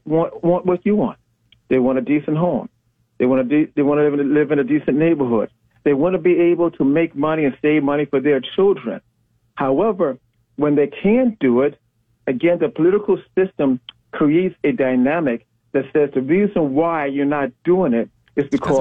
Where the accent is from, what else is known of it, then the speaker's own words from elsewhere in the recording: Chicago, Illinois, United States; We're both from the South Side